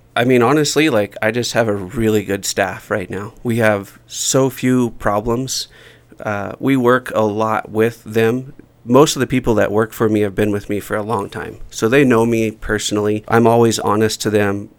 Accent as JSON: {"language": "English", "region": "Oregon", "country": "United States", "tie": "born or raised there", "also_born_or_lived": "Alaska", "moved": "as an adult", "lives_now": "Jackson, United States", "said": "I grew up in a small town in, in Oregon"}